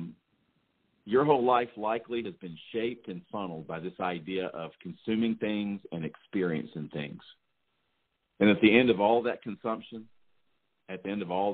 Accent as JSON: {"language": "English", "region": "the South", "country": "United States", "said": "I'm from the South"}